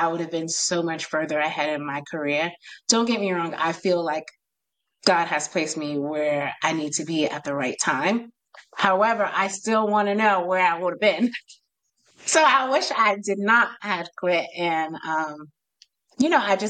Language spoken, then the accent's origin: English; New York, United States; I'm from New York, so I have a crazy accent.